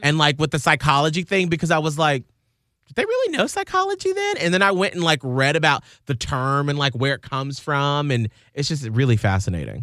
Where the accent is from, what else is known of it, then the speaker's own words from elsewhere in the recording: Atlanta, Georgia, United States; moved away; I grew up in Atlanta where our company is based